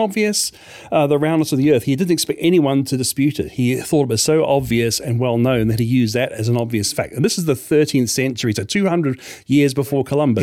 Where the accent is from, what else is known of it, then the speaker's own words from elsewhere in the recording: New Zealand; moved away as an adult; also born or lived in Australia; New Zealand, where I grew up, where I lived, uh, for th-, twenty-five years